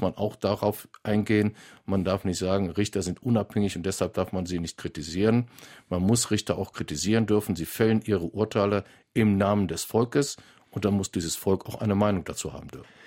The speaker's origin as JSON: {"language": "German", "region": "North Rhine-Westphalia", "country": "Germany", "said": "in meinem Heimatland in Nordrhein-Westfalen"}